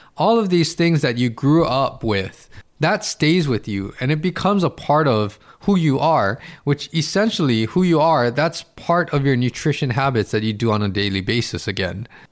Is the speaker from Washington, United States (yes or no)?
no; Hawaii, United States; I'm in Hawaii, I'm from Hawaii